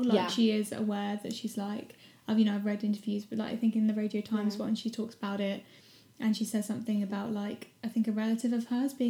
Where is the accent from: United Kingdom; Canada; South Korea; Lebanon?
United Kingdom; South of England; accent: southern; We're too southern.